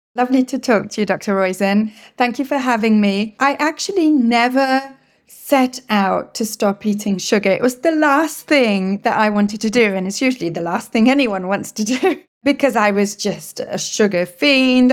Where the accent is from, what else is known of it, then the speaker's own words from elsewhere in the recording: England, United Kingdom; first language English; now in Quebec, Canada; I live in French speaking Quebec in Canada, even though, as you can hear, I'm originally from England